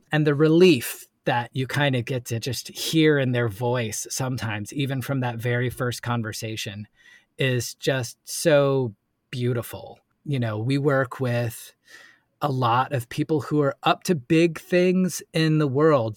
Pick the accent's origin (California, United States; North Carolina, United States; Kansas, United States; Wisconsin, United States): North Carolina, United States; Asheville; also born or lived in New York City; from Asheville, North Carolina, and, uh, moved back to my hometown